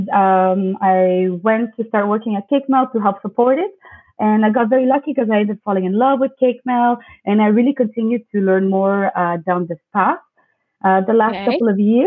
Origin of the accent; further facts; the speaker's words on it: Canada; also born or lived in Montreal; I'm a Greek Canadian and I live in Montreal.